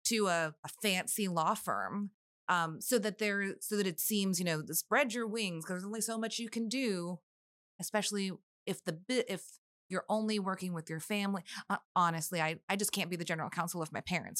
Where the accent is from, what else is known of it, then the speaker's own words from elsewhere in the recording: McAllen, Texas, United States; now in Austin, United States; growing up in the Valley